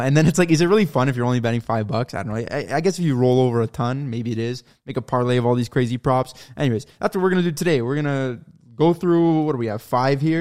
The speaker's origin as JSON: {"language": "English", "town": "Toronto", "region": "Ontario", "country": "Canada", "said": "we're from Toronto"}